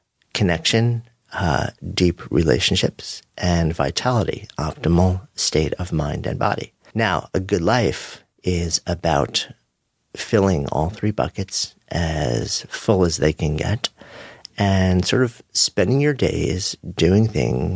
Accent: New York, United States; as a New Yorker

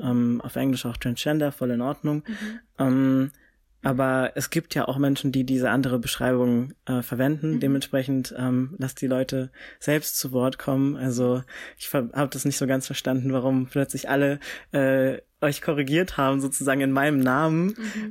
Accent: Frankfurt, Hesse, Germany; ich komme ja aus Frankfurt

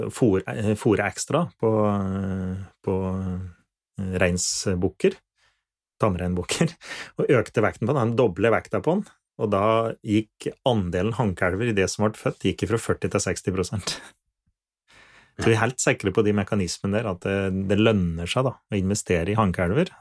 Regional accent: Finnskogen, Innlandet, Norway; accent: Finnskogen dialect

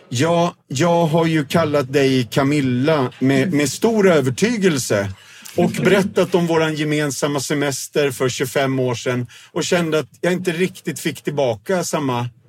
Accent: Dalarna County, Sweden; accent: Dalarna dialect; Alltså min dalmål är sådär, men du förstår frågan.

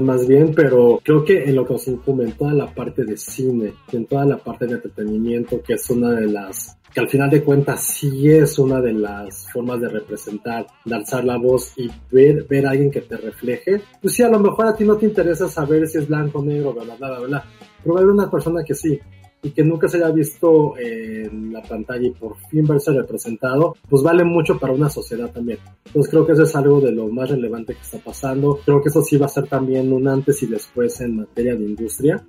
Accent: Mexico; como mexicanos

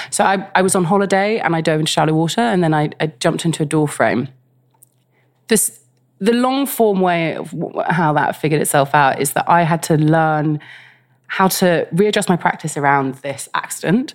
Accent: London, United Kingdom; I grew up in West London

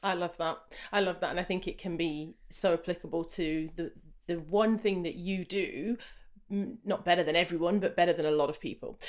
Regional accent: Jamaica; I'm Jamaican I'm a sprinter

